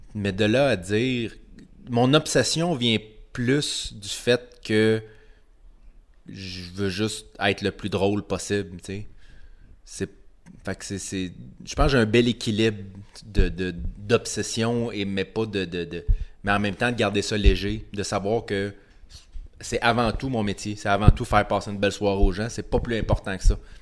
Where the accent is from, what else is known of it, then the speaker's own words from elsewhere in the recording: Quebec, Canada; je suis québécois